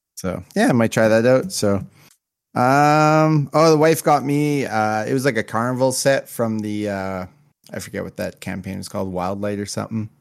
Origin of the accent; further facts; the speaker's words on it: Canada; I'm Canadian